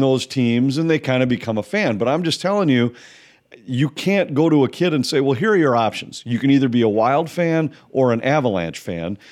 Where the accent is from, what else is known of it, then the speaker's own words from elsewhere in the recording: Minnesota, United States; I grew up in Minnesota